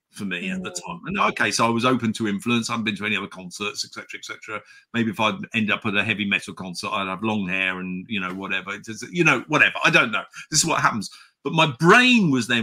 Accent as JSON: {"language": "English", "town": "Chipping Campden", "region": "South West England", "country": "United Kingdom", "tie": "born or raised there", "said": "I grew up in the Cotswolds"}